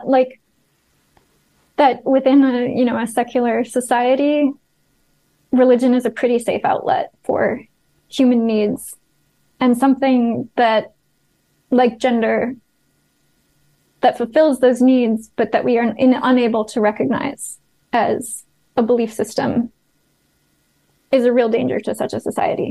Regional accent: United States; moved away; my home country

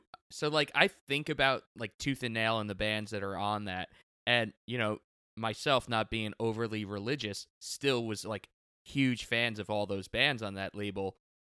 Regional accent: New York, United States; I haven't really noticed it being like, you know, anything different than what I grew up on Long Island seeing.

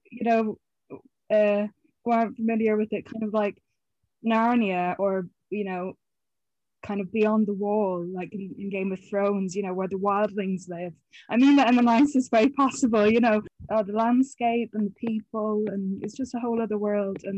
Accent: Connacht, Ireland; I am from County Mayo. Might not sound like it anymore. Um, but yeah, no, I, I grew up in Mayo.

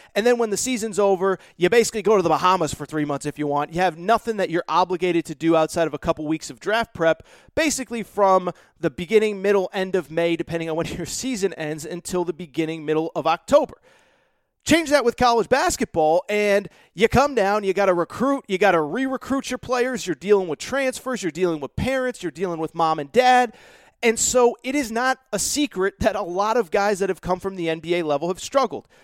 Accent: Connecticut, United States; Growing up in Connecticut, it's what I love.

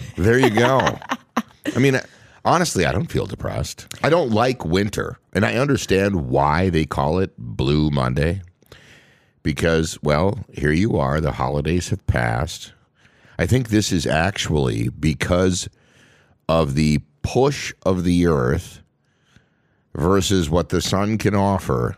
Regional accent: Minnesota, United States; born and raised in Minnesota

